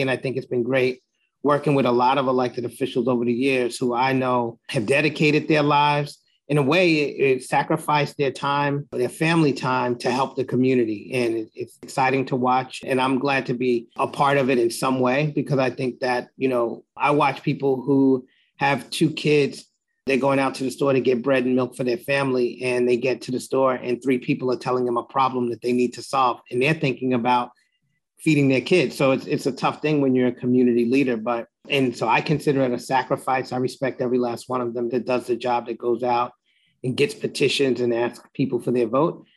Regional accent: New York City, New York, United States; I'm born and raised in Jamaica, Queens

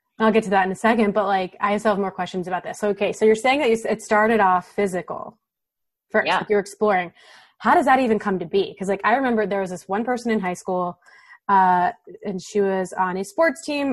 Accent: Ohio, United States; I grew up in Ohio, which is also the Midwest

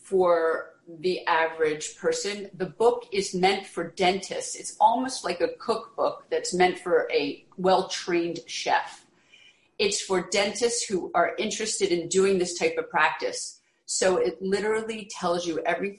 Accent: Philadelphia, Pennsylvania, United States; moved away as an adult; also born or lived in New York City; now in the Hamptons, United States; I grew up in Philadelphia

